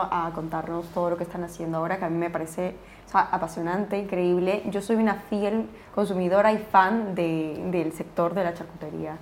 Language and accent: Spanish; Peru; now in Spain; yo siendo peruana aquí en, España